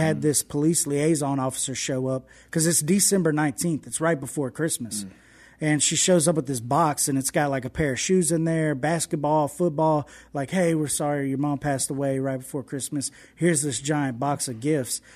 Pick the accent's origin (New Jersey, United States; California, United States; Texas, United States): Texas, United States; Houston; moved away as an adult; now in West Monroe, United States; I didn't grow up in West Monroe, Louisiana. I grew up in Houston, Texas